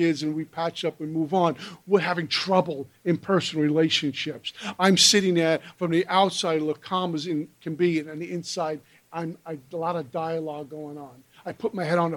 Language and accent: English; New York City, New York, United States; also born or lived in Minnesota; Brooklyn, New York, where I'm born and raised